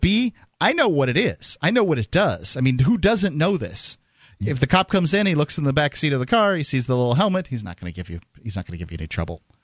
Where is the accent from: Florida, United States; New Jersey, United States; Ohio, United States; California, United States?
Florida, United States; moved away; I'm from Florida